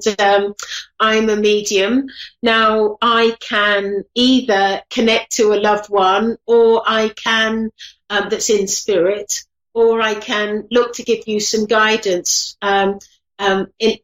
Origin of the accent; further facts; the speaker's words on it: England, United Kingdom; I'm English